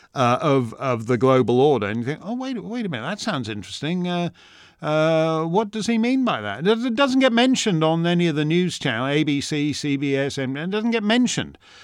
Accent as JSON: {"language": "English", "country": "Canada", "moved": "yes", "lives_now": "United States", "said": "as a Canadian"}